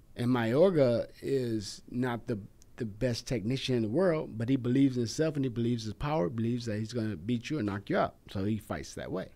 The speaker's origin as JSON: {"language": "English", "region": "West Coast", "country": "United States", "tie": "born or raised there", "said": "I grew up here in the West Coast"}